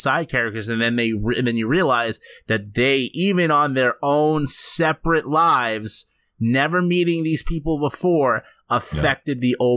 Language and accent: English; United States; maybe because I'm an American